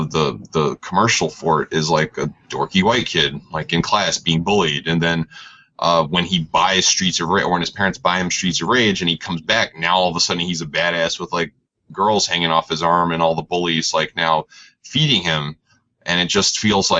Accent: New York, United States; I'm from New York

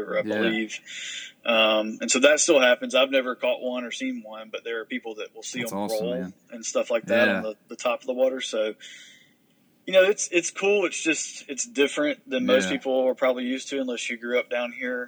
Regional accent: Geneva, Alabama, United States; I grew up in Geneva, Alabama, which is a pretty small rural town in southeast Alabama

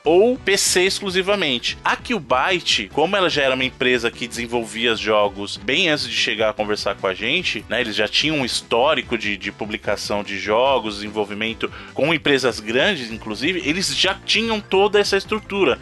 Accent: São Paulo, Brazil; o Evandro e eu, que somos de São Paulo

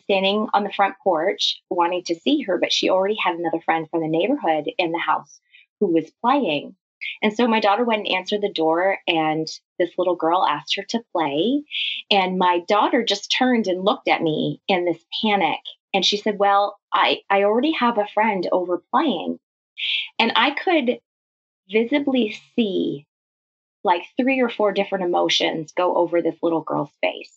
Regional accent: Canada; also born or lived in London, Ontario; I'm Canadian. I live in a city just outside of Toronto called London

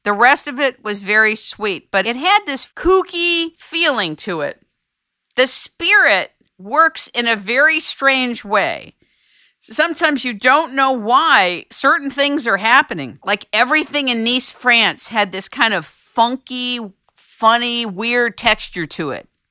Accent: United States

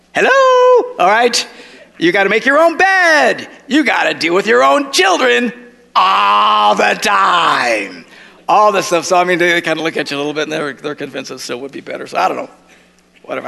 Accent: United States; I'm an American

